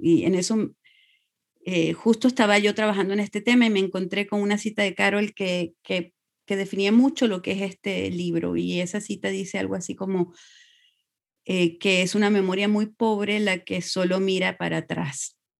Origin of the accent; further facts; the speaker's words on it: Venezuela; moved away as an adult; also born or lived in Bolivia; now in Eugene, United States; todos nacimos en Venezuela, porque mis padres salieron por razones políticas de Bolivia el 71 y estuvieron en Venezuela muchos años